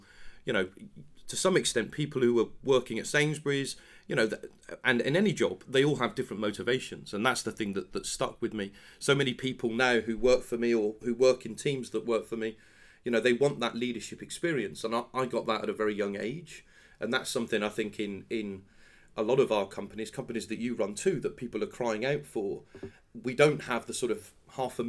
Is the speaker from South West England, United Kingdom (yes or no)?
yes; Penzance, South West England, United Kingdom; moved away as an adult; now in London, United Kingdom; I'm from Penzance in Cornwall